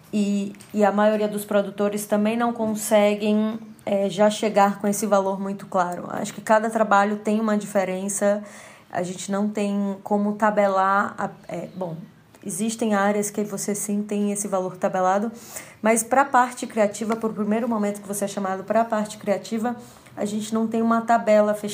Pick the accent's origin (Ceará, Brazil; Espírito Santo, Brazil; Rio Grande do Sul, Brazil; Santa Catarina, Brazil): Ceará, Brazil; Fortaleza; now in São Paulo, Brazil; iluminadora cênica de Fortaleza, Ceará, residente hoje em São Paulo, capital.